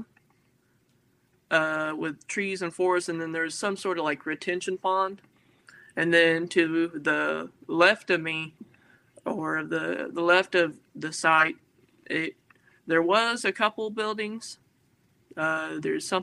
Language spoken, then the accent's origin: English; Amarillo, Texas, United States; also born or lived in Houston, Texas; I'm from Amarillo, Texas. It's just where I was born